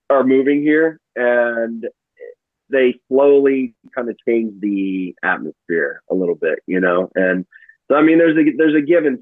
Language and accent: English; Arkansas, United States; also born or lived in Kansas City, Missouri / St. Louis, Missouri; since I got transferred down here to Arkansas, we've been here since, I want to say, roughly 1991. So I'm pretty much from Arkansas